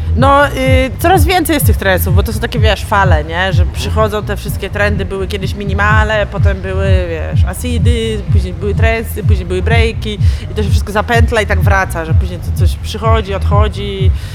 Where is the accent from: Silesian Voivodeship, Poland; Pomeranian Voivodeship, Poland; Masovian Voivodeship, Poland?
Masovian Voivodeship, Poland; moved away as an adult; now in Poznań, Poland; Ja jestem z Mazowsza